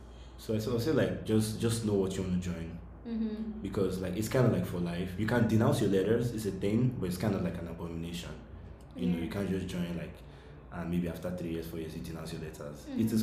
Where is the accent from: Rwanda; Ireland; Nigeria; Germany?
Nigeria; Lagos; moved away as an adult; also born or lived in Imo State / Ogun State / Arkansas; now in United States; I'm from Nigeria. Grew up, born and bred.